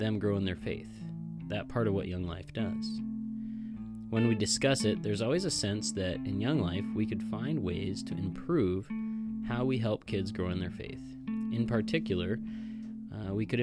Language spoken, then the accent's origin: English; Kalispell, Montana, United States; I was born and raised in Kalispell, Montana.